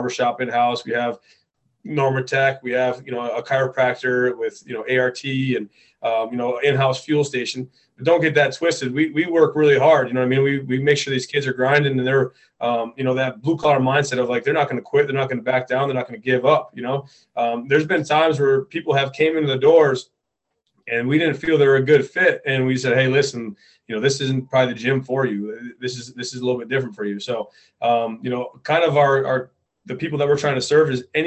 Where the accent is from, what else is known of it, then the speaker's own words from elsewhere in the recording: Upper Peninsula of Michigan, United States; this community, kind of where I grew up